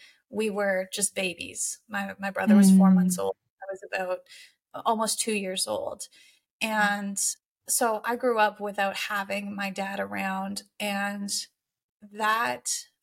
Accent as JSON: {"language": "English", "country": "Canada", "said": "I am 27 and I'm Canadian"}